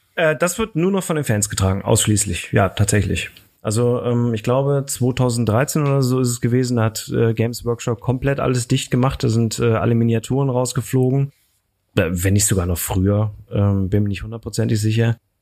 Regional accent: Aachen, North Rhine-Westphalia, Germany; ich komme aus Aachen

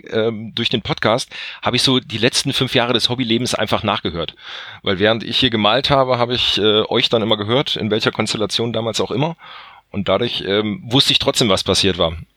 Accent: North Hesse, Germany; komme aus dem schönsten aller Bundesländer, quasi Nordhessen

